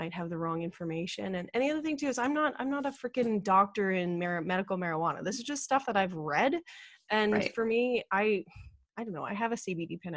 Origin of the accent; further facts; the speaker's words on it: Ottawa, Ontario, Canada; now in British Columbia, Canada; I grew up in Ottawa and Ottawa is the capital of Canada.